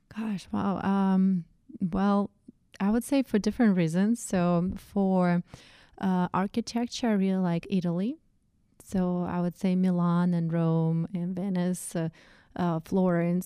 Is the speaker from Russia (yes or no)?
yes; Russia; English is a second language; moved away as an adult; also born or lived in Saint Petersburg, Russia / upstate New York; now in United States; where I was co-, coming from, from Russian, Russian culture.